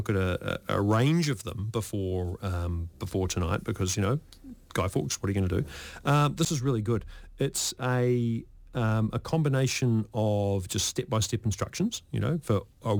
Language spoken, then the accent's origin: English; Lower Hutt, Wellington, New Zealand; I grew up in Lower Hutt, and the beach we used to swim at, which was, you know, Petone Beach